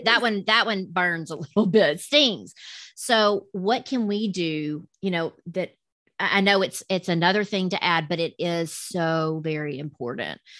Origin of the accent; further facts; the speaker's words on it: the South, United States; accent: southern; with my southern accent